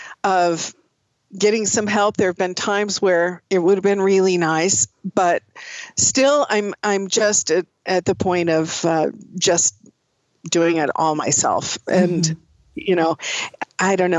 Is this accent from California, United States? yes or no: yes; Oakland, California, United States; also born or lived in Seattle, Washington; I grew up in California. I grew up in the Bay Area in Oakland, and that's where I grew up